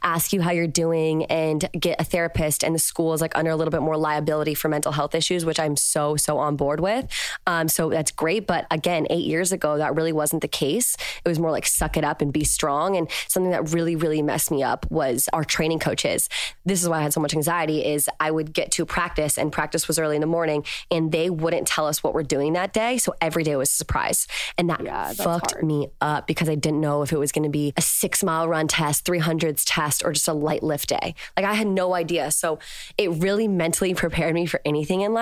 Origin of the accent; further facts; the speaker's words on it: Virginia, United States; moved away as an adult; now in Los Angeles, United States; I'm from Virginia and I live in Los Angeles now